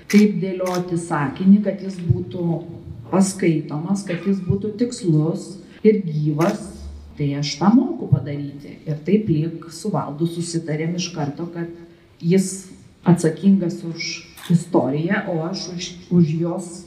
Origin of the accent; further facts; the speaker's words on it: Kaunas, Kaunas County, Lithuania; Mes abu esam kauniečiai